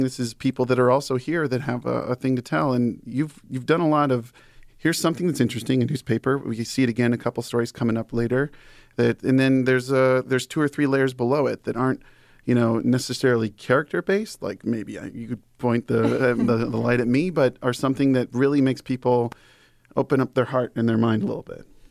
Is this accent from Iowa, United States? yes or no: yes; Iowa, United States; also born or lived in Illinois; I was born in Illinois and came here as a kid